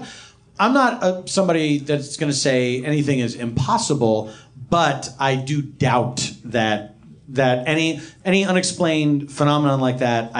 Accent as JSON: {"language": "English", "town": "Philadelphia", "region": "Pennsylvania", "country": "United States", "tie": "born or raised there", "said": "I grew up in Philadelphia."}